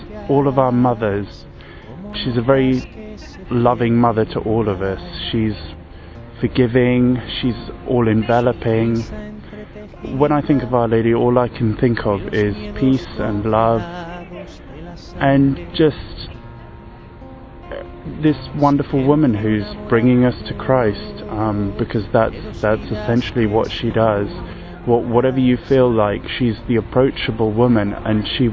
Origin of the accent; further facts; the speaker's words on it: London, United Kingdom; I'm from London and I'm 32